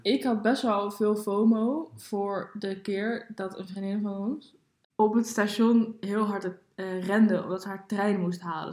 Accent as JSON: {"language": "Dutch", "town": "Baarn", "region": "Utrecht", "country": "Netherlands", "tie": "born or raised there", "moved": "as an adult", "said": "Ik eh, ben daar geboren. Ik heb daar 19 of 18 jaar of zo gewoond"}